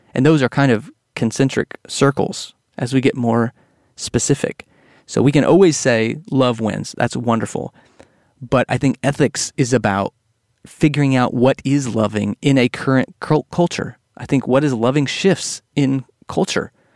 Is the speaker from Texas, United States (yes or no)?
yes; Texas, United States; growing up in Texas